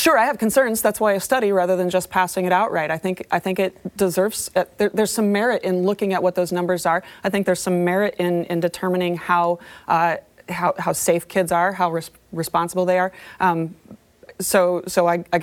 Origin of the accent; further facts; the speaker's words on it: Missouri, United States; now in Iowa, United States; I grew up in Missouri.